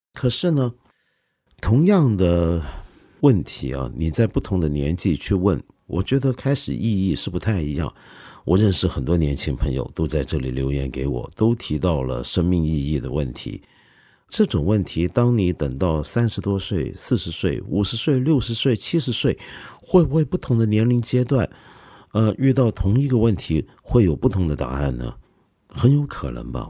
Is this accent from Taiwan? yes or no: no; China; 你比如说我们中国人熟悉的张爱玲